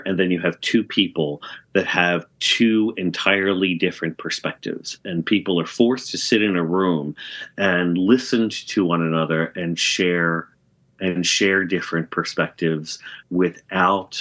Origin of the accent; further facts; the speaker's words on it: New Jersey, United States; moved away; also born or lived in Connecticut; I grew up in South Jersey